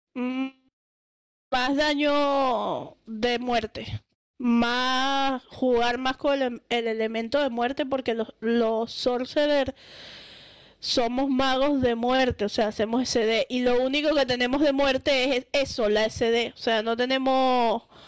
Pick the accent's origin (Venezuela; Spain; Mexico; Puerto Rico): Venezuela; Caracas, Capital District; moved away; Yo soy de Caracas